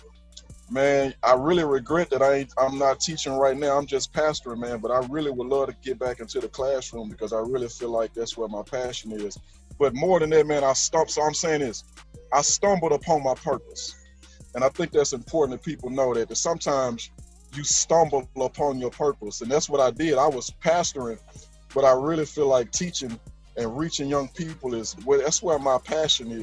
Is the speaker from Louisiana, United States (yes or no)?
yes; Shreveport, Louisiana, United States; born and raised in Shreveport.